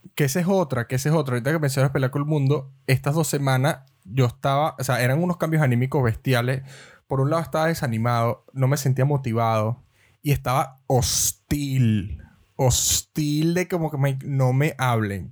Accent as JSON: {"language": "Spanish", "country": "Venezuela", "moved": "yes", "said": "nosotros que somos venezolanos"}